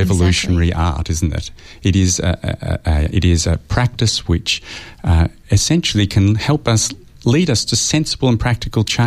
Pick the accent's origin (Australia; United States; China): Australia; me as an Australian historian